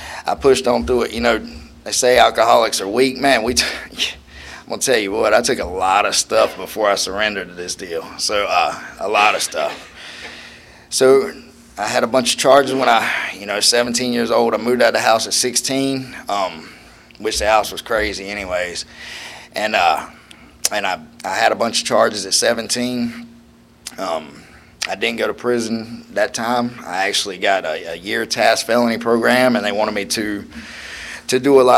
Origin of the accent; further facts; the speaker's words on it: Wilmington, North Carolina, United States; I was from Wilmington